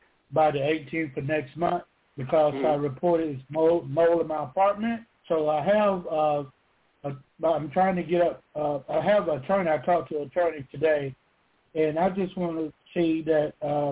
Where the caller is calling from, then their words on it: Georgia, United States; I'm calling from Georgia.